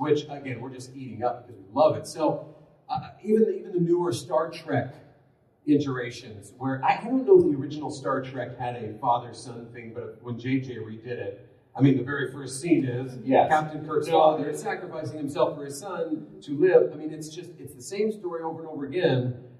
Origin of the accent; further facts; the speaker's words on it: California, United States; born there; also born or lived in Arizona / Colorado; I'm not from Utah. I was born in California, but it's safe to say I've lived most of my life in the West. A lot of years in Arizona, a few in Colorado.